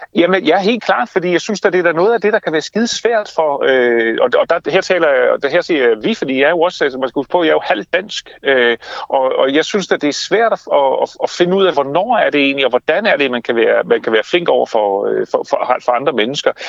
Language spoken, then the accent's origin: Danish; Denmark; vi danskere, nogle af verdens lykkeligste mennesker